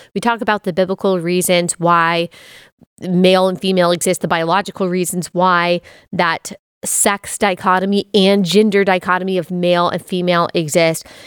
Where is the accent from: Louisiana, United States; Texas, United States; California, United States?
Texas, United States; moved away as an adult; also born or lived in Athens, Georgia / Greenville, South Carolina; as someone who was born and raised in Texas